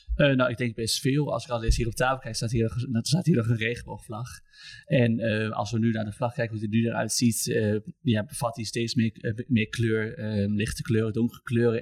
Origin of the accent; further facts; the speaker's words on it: Almelo, Overijssel, Netherlands; moved away as an adult; now in Oldenzaal, Netherlands; 25, kom uit Almelo. Ik woon inmiddels in Oldenzaal.